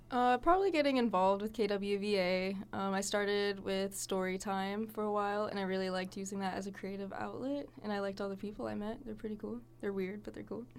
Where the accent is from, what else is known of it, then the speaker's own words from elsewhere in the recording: Arizona, United States; moved away as an adult; now in Oregon, United States; I'm from Arizona